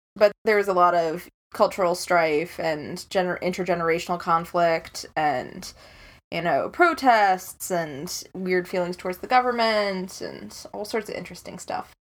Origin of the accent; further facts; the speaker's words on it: Chicago, Illinois, United States; I'm from Chicago